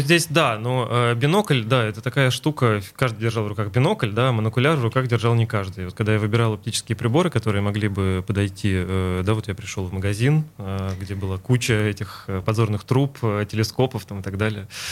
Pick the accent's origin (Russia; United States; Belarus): Russia; Mari El; now in Saint Petersburg, Russia; я родился в Мариэл, но моя мама из э, Ленинграда, она переехала за папой, вот, э, то есть я родился там, но часто в детстве приезжал сюда